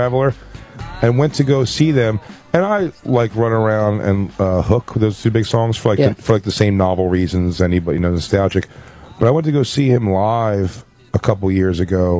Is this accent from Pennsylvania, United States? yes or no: yes; Philadelphia, Pennsylvania, United States; I just grew up in Philadelphia